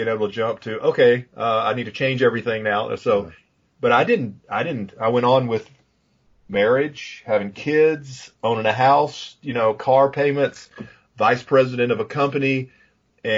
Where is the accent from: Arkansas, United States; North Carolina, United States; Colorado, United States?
Arkansas, United States; Pine Bluff; I grew up in Pine Bluff, Arkansas. So when I say I'm from Pine Bluff, that's legitimate.